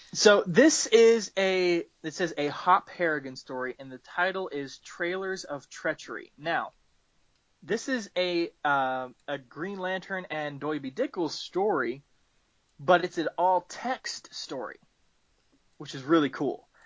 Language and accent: English; the South, United States; I'm from the South and I was born and raised in the South